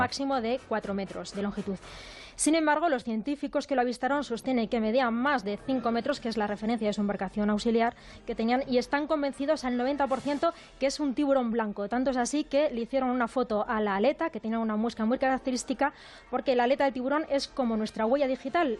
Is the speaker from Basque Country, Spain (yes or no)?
no; Burgos, Castile and León, Spain; moved away; la de Burgos, que es mi tierra y, me tira mucho